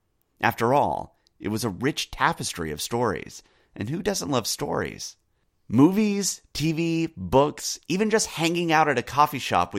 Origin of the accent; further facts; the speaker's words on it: United States; also born or lived in United Kingdom; As a Brit growing up in the U.S., I had a unique perspective on history